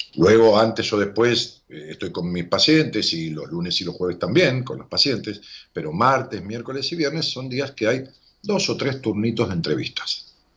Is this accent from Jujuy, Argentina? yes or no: no; Ramos Mejía, Buenos Aires Province, Argentina; yo nací pegado en Ramos Mejía, pegado a una localidad que se llama Ingeniero.